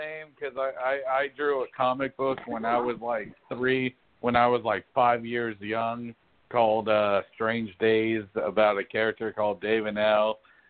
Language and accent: English; Sugar Land, Texas, United States; Oh, I'm from Sugarland.